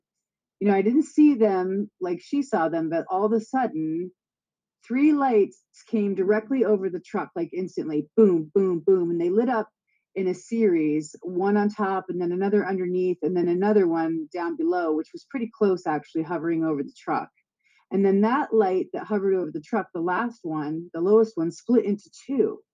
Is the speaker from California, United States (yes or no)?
no; Pennsylvania, United States; moved away as an adult; also born or lived in Montana / Seattle, Washington; I'm from Pennsylvania too. So I grew up in Pennsylvania